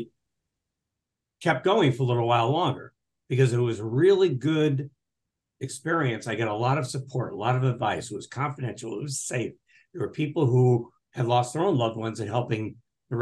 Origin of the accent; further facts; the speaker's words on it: New England, United States; now in Portland, United States; So I'm originally from New England. I'm out in Portland, Oregon.